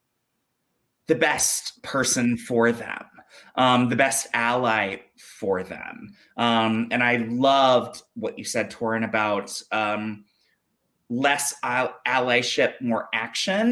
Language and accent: English; Jackson, Mississippi, United States; also born or lived in South Carolina; I was born in Possum Kingdom, South Carolina, and I grew up in Jackson, Mississippi.